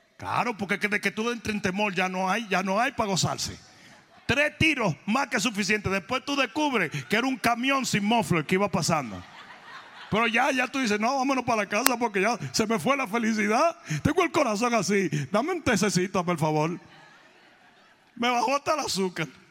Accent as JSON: {"language": "Spanish", "country": "Dominican Republic", "also_born_or_lived": "South Florida", "moved": "yes"}